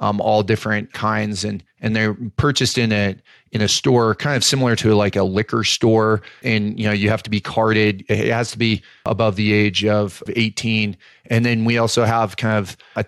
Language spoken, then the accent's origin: English; Colorado, United States; I grew up in Colorado